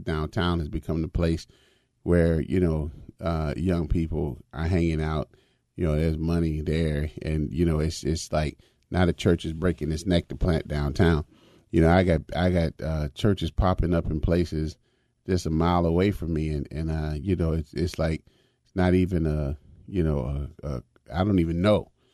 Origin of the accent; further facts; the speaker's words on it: Chicago, Illinois, United States; when I was a young boy growing up in Chicago